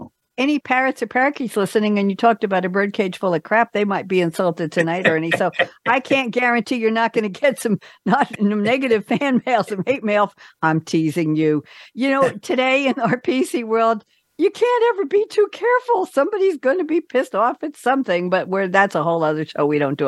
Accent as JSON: {"language": "English", "region": "New York", "country": "United States", "said": "But I'm a New Yorker, so I don't know."}